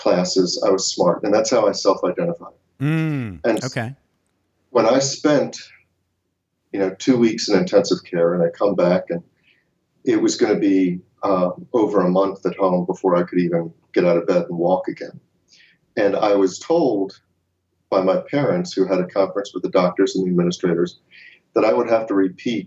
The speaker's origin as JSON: {"language": "English", "town": "Baltimore", "region": "Maryland", "country": "United States", "tie": "born or raised there", "said": "I grew up in Baltimore, Maryland"}